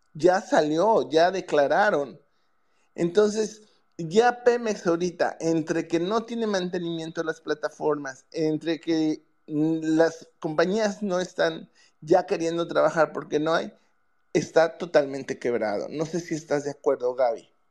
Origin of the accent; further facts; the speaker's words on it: Yucatán, Mexico; yo soy de Yucatán